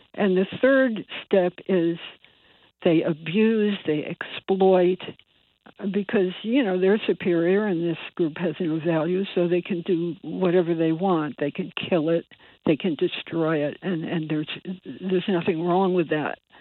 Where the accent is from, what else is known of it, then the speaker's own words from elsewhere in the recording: Bridgeport, Connecticut, United States; I was born in Bridgeport, and I I grew up in Bridgeport